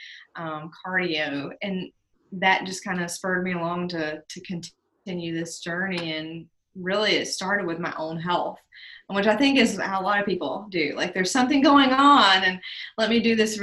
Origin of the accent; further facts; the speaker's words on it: Statesville, North Carolina, United States; I grew up in Statesville, North Carolina